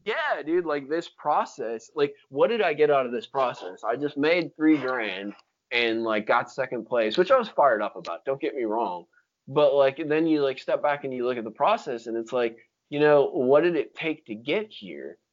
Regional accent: Florida, United States; moved away

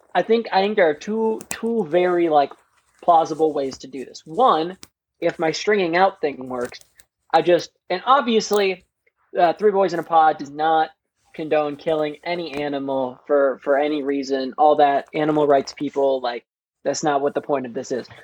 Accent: Wisconsin, United States; accent: Wisconsin

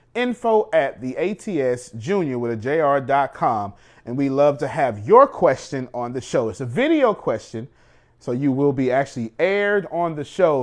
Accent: United States; I'm an American

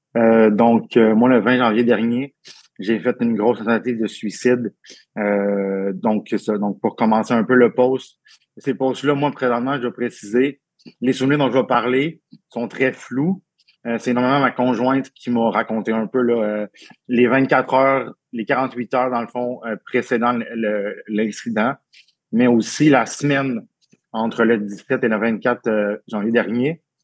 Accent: Abitibi-Témiscamingue, Quebec, Canada; je suis né en Abitibi-Témiscamingue euh, en 89

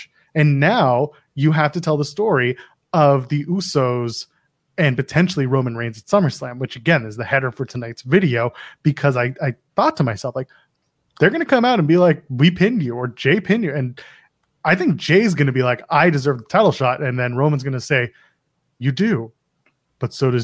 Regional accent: Canada; I'm Canadian.

